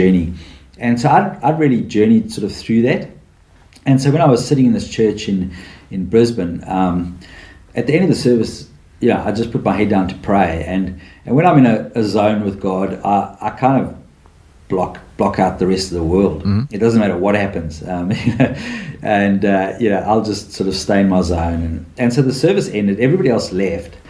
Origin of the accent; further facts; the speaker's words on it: South Africa; moved away as an adult; now in Australia; I'm from South Africa